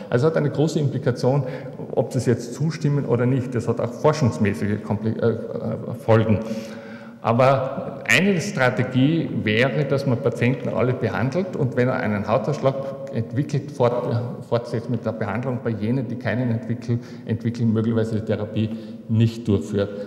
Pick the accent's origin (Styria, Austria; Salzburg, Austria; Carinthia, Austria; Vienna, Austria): Carinthia, Austria; Ich bin ein Kärntner. Ich kann mir einfach nicht vorstellen, nicht in Kärnten begraben zu sein.